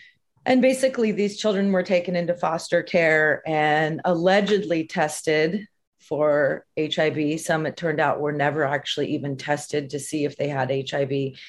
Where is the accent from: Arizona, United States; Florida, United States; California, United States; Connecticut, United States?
California, United States; San Francisco; I grew up in San Francisco during the AIDS epidemic.